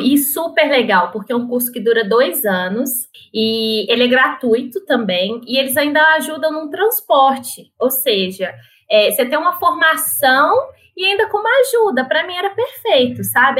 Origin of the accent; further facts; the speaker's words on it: São Paulo, Brazil; eu cresci em São Paulo